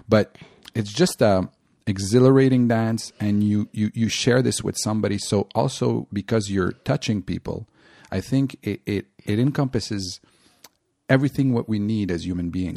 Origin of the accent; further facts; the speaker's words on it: Montreal, Quebec, Canada; I'm from Montreal